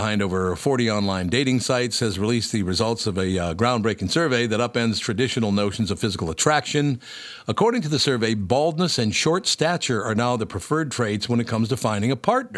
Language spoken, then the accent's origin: English; Minnesota, United States; I'm from Minnesota